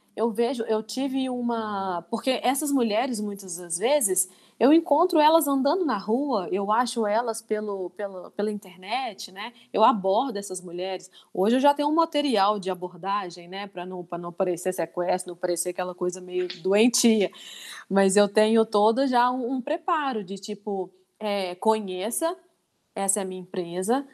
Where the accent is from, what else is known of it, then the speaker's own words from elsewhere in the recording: Divinópolis, Minas Gerais, Brazil; also born or lived in Ponte Nova; Eu moro em Divinópolis há 34 anos